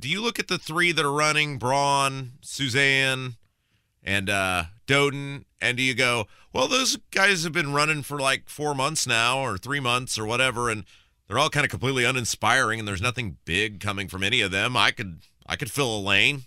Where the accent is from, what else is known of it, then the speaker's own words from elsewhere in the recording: Brownsburg, Indiana, United States; my hometown of Brownsburg